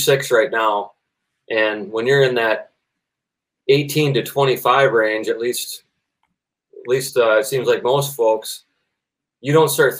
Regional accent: Minnesota, United States; I'm from Minnesota

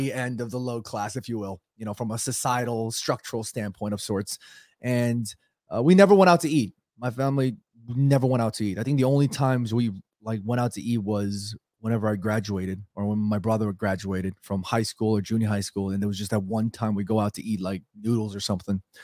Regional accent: United States; I grew up here in America as an immigrant

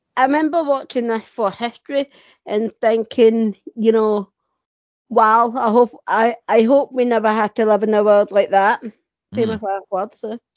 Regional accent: Scotland, United Kingdom; I'm from Scotland

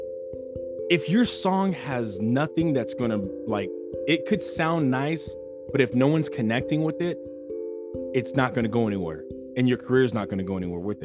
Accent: California, United States; I'm born and raised in California.

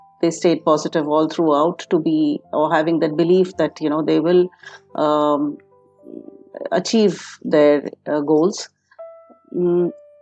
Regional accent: Jamshedpur, Jharkhand, India; also born or lived in Germany; I was born and brought up in Jamshedpur, a small town. It's a steel city

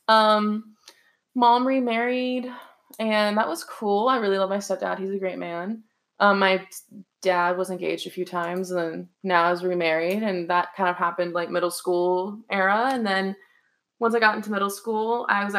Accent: Deer Park, Texas, United States; also born or lived in Houston, Texas; I'm actually from Deer Park, Texas

